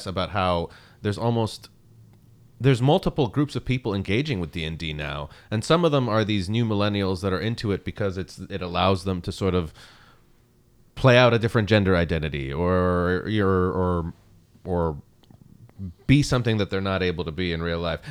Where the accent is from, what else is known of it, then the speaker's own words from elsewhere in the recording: Montreal, Quebec, Canada; English is a second language; also born or lived in Baghdad, Iraq; I'm born in Baghdad in Iraq, but I, you know, grew up in Montreal a lot, you know, from the age of 8 till about my 20s